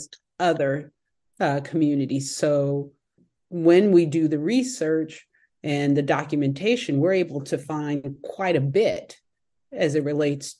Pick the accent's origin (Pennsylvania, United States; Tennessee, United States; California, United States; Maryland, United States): California, United States; Bay Area, right outside of San Francisco; I was born and raised in the metropolitan area of the Bay Area. I was born and raised in right outside of San Francisco.